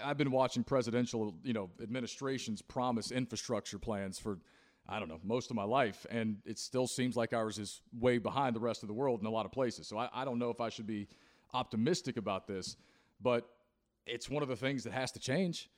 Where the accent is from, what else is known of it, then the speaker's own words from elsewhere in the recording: Christiansburg, Virginia, United States; I grew up in Christiansburg, Virginia, next door to Blacksburg